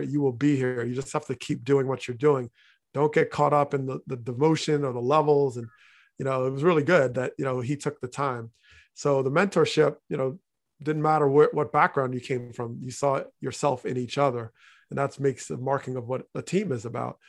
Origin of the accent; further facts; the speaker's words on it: New Jersey, United States; growing up in North Jersey